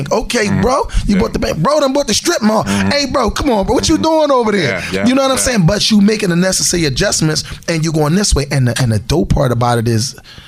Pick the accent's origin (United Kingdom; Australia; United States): United States; Philadelphia, Pennsylvania; moved away as an adult; now in Cleveland, United States; the block I grew up in in North Philly